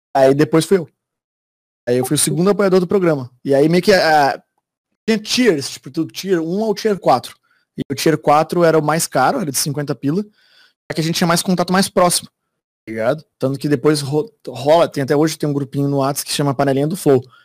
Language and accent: Portuguese; Florianópolis, Santa Catarina, Brazil; moved away as an adult; now in São Paulo, Brazil; eu sou de Floripa